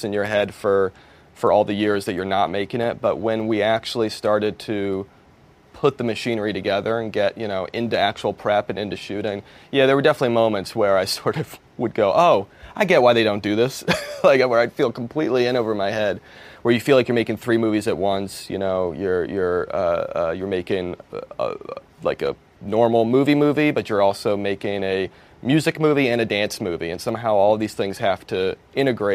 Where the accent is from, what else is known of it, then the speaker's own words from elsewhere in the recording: East Coast, United States; now in Los Angeles, United States; I grew up on the East Coast